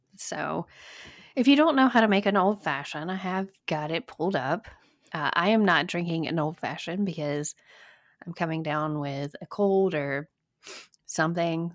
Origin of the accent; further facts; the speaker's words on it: Alabama, United States; moved away as an adult; now in Virginia, United States; I'm from Alabama.